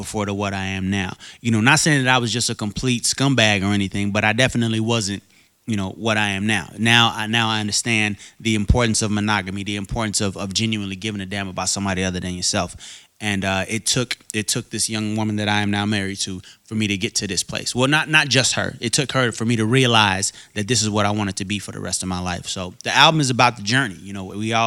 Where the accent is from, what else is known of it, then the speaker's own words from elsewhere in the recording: Arkansas, United States; moved away; I'm from Arkansas originally.